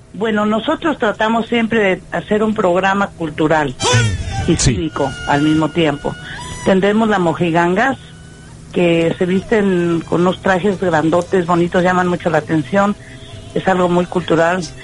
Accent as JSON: {"language": "Spanish", "country": "Mexico", "moved": "yes", "lives_now": "Chicago, United States", "said": "nuestro México"}